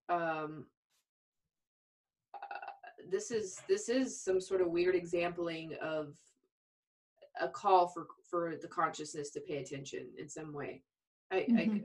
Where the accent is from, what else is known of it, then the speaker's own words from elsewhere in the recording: Albuquerque, New Mexico, United States; I was raised in Albuquerque, New Mexico